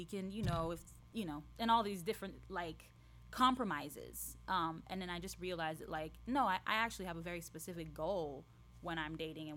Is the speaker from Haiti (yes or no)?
yes; Haiti; moved away; I grew up in Haiti